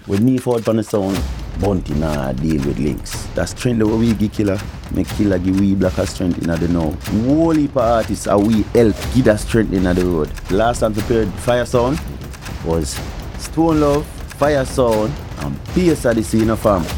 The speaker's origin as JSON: {"language": "English", "town": "Kingston", "country": "Jamaica", "tie": "born or raised there", "moved": "yes", "said": "Kingston, Jamaica, I grew up."}